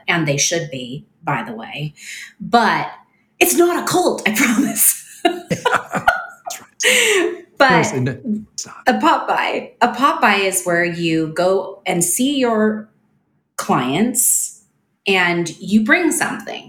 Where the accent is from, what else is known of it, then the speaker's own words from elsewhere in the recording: Canada; now in United States; I am Canadian and my husband is Australian